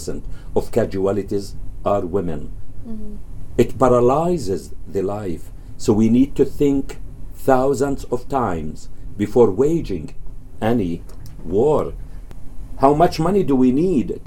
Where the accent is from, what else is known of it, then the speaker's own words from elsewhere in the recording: Gaza Strip, Palestine; now in Canada; who lived in the Gaza Strip